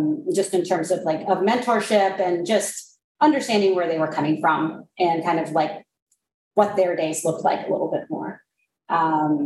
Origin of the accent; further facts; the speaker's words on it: Snohomish, Washington, United States; moved away as an adult; I grew up in Snohomish, Washington